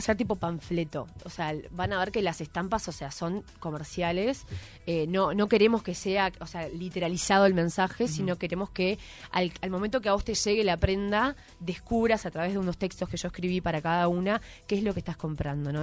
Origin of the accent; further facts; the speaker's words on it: Montevideo, Uruguay; also born or lived in Ciudad Vieja, Montevideo; viví toda mi vida en Malvin, o sea, nada que ver, toda la vida en un... Me crié en una cooperativa de viviendas